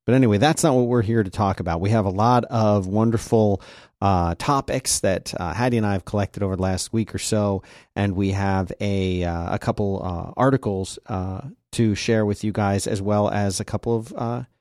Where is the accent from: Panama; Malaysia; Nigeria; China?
Nigeria; A bit of background: I'm originally from Nigeria, and many, though not necessarily all, Nigerians have this interesting habit when they name their kids.